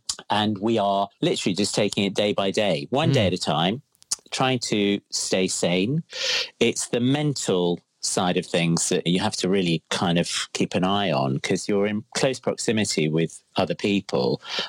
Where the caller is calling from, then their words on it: Crouch End, London, United Kingdom; I'm currently in my son's room. In our flat in Crouch End, in rainy Crouch End.